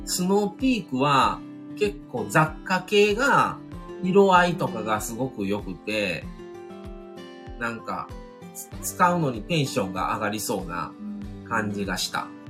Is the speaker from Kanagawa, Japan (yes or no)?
no; Kobe, Hyogo, Japan; 僕の地元というか、僕らはまあ神戸